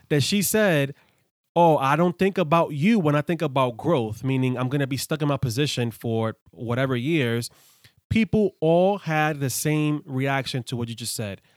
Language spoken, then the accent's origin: English; New York City, New York, United States; I grew up in the hood, I grew up in the Bronx